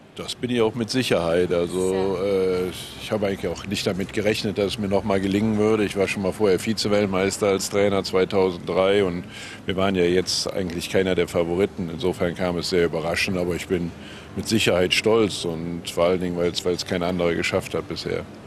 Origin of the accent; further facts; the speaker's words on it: Gummersbach, North Rhine-Westphalia, Germany; ich habe so ein, so ein leicht gespaltenes Verhältnis zu meiner Heimatstadt Gummersbach